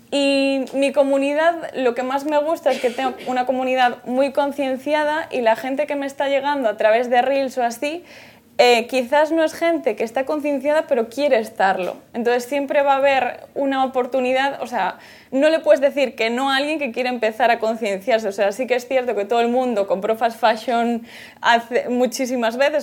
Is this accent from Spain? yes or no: yes; Galicia, Spain; soy de Galicia